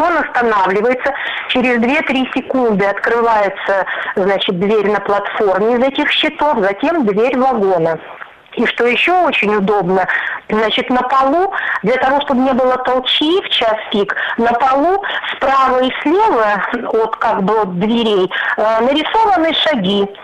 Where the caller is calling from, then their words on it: Khabarovsk, Khabarovsk Krai, Russia; А, я из Хабаровска.